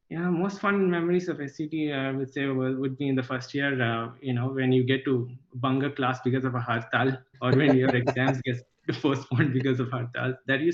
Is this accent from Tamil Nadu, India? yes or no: no; Kollam, Kerala, India; So I'm originally from Kollam in Kerala, which is just next to Trivandrum. But I did most of my schooling outside of Kerala because my father was in the central government. So I moved around a lot in the country.